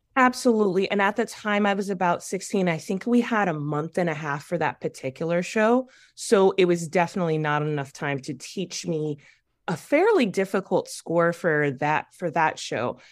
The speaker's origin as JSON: {"language": "English", "town": "Waukegan", "region": "Illinois", "country": "United States", "said": "I'm from Waukegan"}